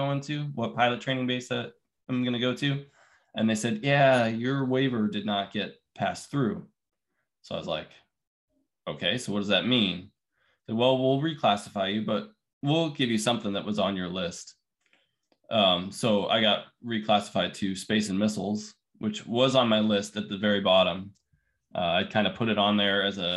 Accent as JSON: {"language": "English", "town": "Littleton", "region": "Colorado", "country": "United States", "tie": "born or raised there", "moved": "yes", "said": "I grew up in Denver, Colorado, just outside Denver in Littleton."}